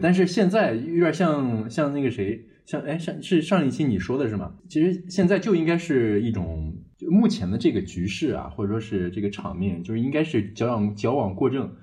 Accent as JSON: {"language": "Chinese", "town": "Zaozhuang", "region": "Shandong", "country": "China", "tie": "born or raised there", "said": "就是咱们老家的口味儿，我是很， 很， 很喜欢吃的"}